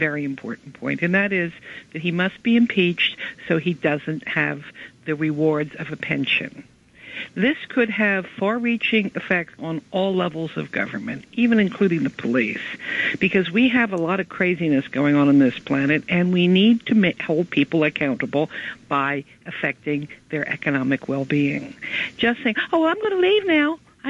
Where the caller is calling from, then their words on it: New Jersey, United States; also born or lived in New York; I'm calling from New Jersey, but I lived in New York for many years, and my parents are from there.